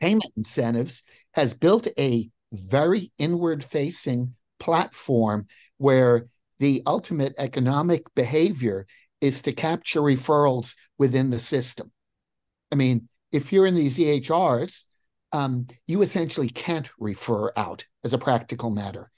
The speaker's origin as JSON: {"language": "English", "region": "New Jersey", "country": "United States", "tie": "born or raised there", "moved": "yes", "lives_now": "Crystal City, United States", "said": "I grew up in New Jersey"}